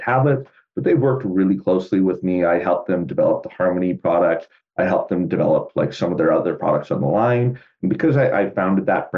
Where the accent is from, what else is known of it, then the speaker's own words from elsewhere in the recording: Canada; the city I grew up in was like 100,000 people.